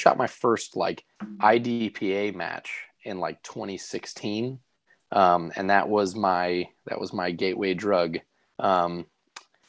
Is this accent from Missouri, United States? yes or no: yes; St. Louis, Missouri, United States; moved away; I'm originally from St. Louis, Missouri